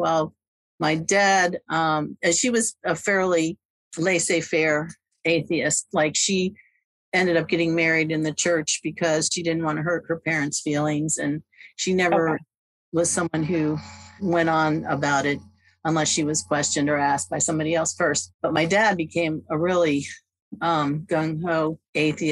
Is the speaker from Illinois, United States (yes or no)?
no; Silver Spring, Maryland, United States; I'm from Silver Spring, Maryland, which is a suburb of Washington, D.C.